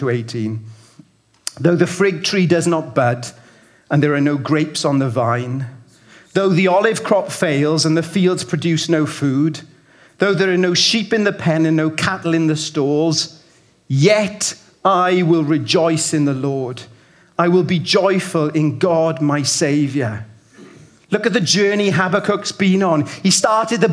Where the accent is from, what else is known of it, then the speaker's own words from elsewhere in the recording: Welsh Valleys, Wales, United Kingdom; now in Birmingham, United Kingdom; I grew up in the Welsh Valleys